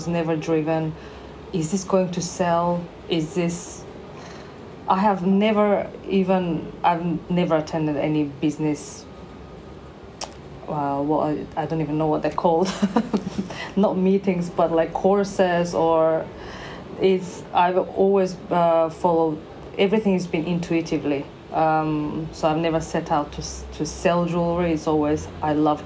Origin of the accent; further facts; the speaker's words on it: North Macedonia; now in Bournemouth, United Kingdom; I'm originally from, I'm born in Macedonia. Now it's called North Macedonia.